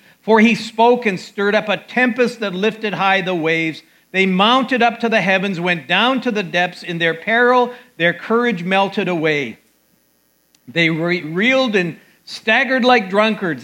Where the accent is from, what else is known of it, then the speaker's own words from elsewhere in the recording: Calgary, Alberta, Canada; moved away; I grew up in Calgary, Alberta, outdoor country